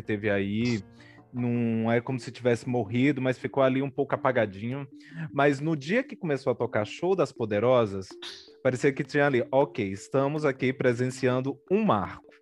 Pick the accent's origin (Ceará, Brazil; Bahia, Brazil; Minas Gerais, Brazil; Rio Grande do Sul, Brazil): Ceará, Brazil; now in São Paulo, Brazil; Eu nasci no Ceará